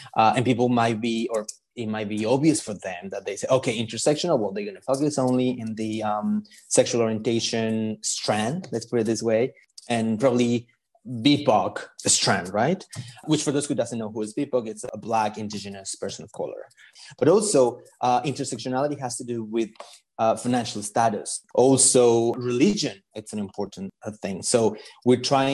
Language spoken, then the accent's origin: English; Mexico; moved away; I'm originally from Mexico